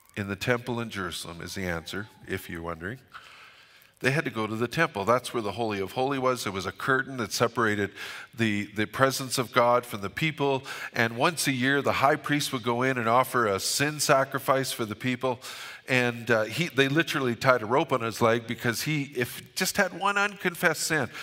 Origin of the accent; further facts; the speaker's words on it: Fort St. John, British Columbia, Canada; I'm from Fort Saint John